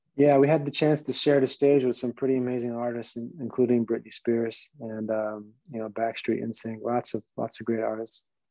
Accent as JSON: {"language": "English", "region": "New Jersey", "country": "United States", "tie": "born or raised there", "also_born_or_lived": "New York", "said": "i was born in new york um, pretty much grew up in New Jersey"}